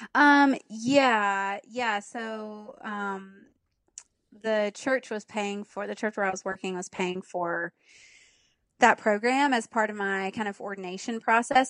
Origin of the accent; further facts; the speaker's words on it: Pleasant Grove, Alabama, United States; moved away as an adult; also born or lived in Birmingham, Alabama; now in Nashville, United States; Alabama, born and raised.